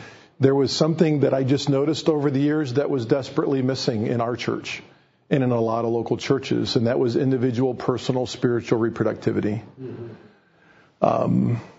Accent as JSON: {"language": "English", "region": "Ohio", "country": "United States", "tie": "born or raised there", "said": "I grew up in the Ohio Bible Fellowship."}